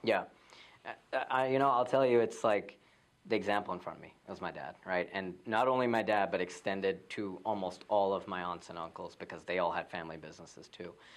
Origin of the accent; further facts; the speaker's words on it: Raleigh, North Carolina, United States; also born or lived in Fayetteville; I was born in Raleigh, and my parents came just a few years before I was born.